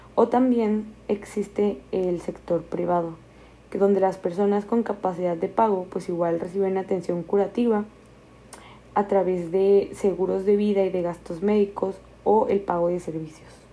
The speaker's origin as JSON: {"language": "Spanish", "country": "Mexico", "said": "nosotros como mexicanos"}